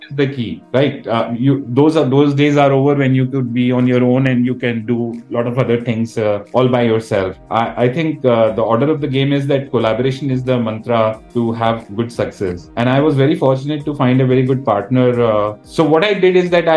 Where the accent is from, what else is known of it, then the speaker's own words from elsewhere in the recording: India; being an Indian